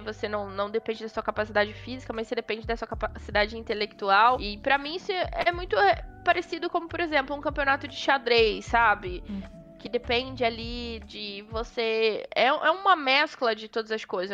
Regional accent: Belford Roxo, Rio de Janeiro, Brazil; moved away as an adult; now in São Paulo, Brazil; eu sou da, da Baixada Fluminense uhum. do Rio de Janeiro, eu sou de Belfort Roxo

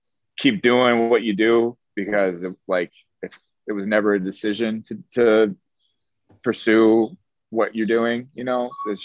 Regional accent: Chicago, Illinois, United States; also born or lived in Miami; now in New York, United States; I did school there, and that I'm from Chicago originally. So okay. I went back to Chicago after I graduated, and I recorded a couple songs there.

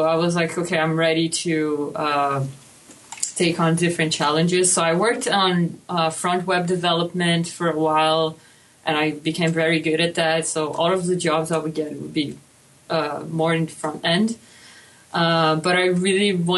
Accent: Brazil; moved away as an adult; now in Canada; I'm from Brazil

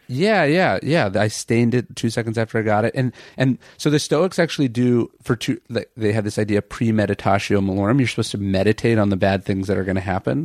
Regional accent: Sacramento, California, United States; I grew up in Sacramento

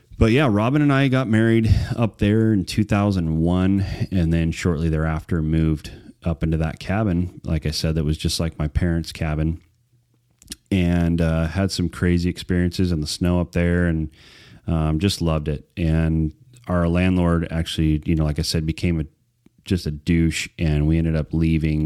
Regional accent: Wrightwood, California, United States; also born or lived in Prescott, Arizona / Pinon Hills, California / Phelan, California; I grew up in Wrightwood and the foothills on the north side of Wrightwood, Pinyon Hills, it was called, um, almost my entire life until I was married

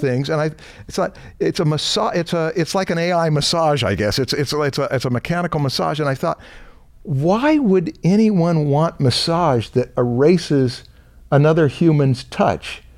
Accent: Anaheim, California, United States; I was raised in Anaheim, right near Knott's Berry Farm

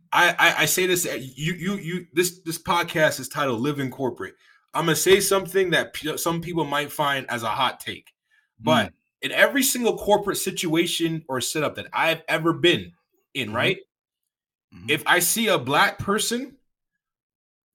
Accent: Toronto, Ontario, Canada; I'm from Toronto

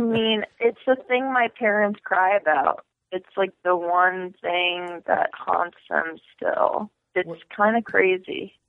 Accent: Madison, Connecticut, United States; also born or lived in Poland / Texas; I was raised in Connecticut, actually. So, like, small, small town Connecticut in a place called Madison

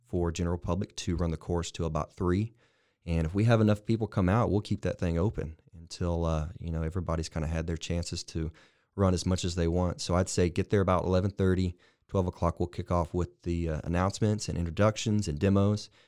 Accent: Lorena, Texas, United States; moved away; also born or lived in Waco, Texas; I am indeed a Waco native. I'm from the, uh, huge metropolis of Lorena, Texas

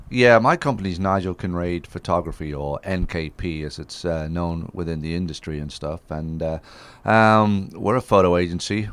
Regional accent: Isle of Man; moved away as an adult; now in United States; growing up in the Isle of Man with the motorcycles and stuff

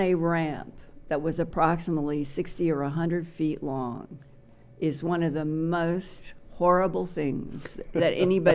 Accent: Boise, Idaho, United States; I was born and raised in Boise, Idaho

